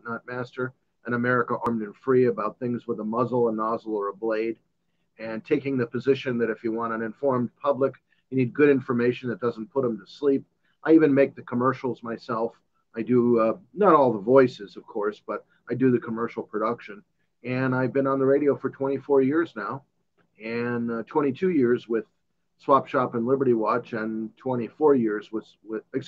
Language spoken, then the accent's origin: English; Chicago, Illinois, United States; moved away as an adult; now in Tucson, United States; I'm originally from Chicago. I came to Tucson 44 years ago